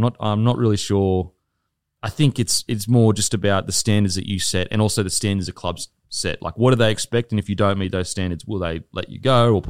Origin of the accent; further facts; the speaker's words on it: Gold Coast, Queensland, Australia; I'm from the Gold Coast, but Brisbane was a side that everyone loved growing up.